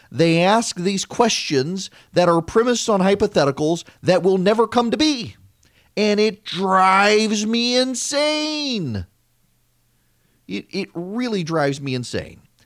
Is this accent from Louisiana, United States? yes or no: yes; Louisiana, United States; moved away as an adult; also born or lived in Georgia; I'm from Louisiana, and I was actually kinda shocked when I came to Georgia to go to Mercer